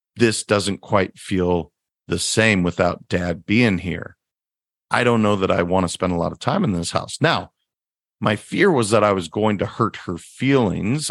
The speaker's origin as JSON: {"language": "English", "region": "Montana", "country": "United States", "moved": "yes", "said": "I'm originally from Montana"}